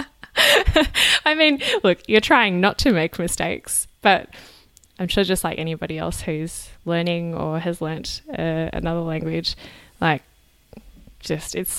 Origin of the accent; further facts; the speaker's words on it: Australia; moved away; as an Australian who doesn't speak French as a native language